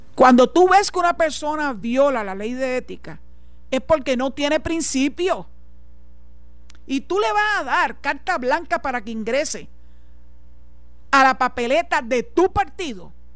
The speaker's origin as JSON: {"language": "Spanish", "country": "Puerto Rico", "said": "los puertorriqueños como ciudadanos americanos y que aportamos al Seguro Social"}